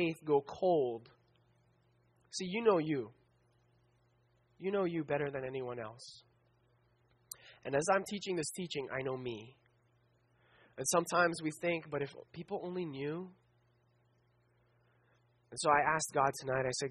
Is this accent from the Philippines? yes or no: yes; Philippines; I'm Filipino